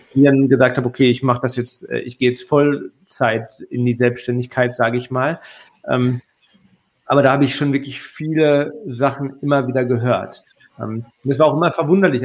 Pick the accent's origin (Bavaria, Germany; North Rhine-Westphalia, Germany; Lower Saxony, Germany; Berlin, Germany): North Rhine-Westphalia, Germany; Ruhr area; ich komme aus dem Ruhrgebiet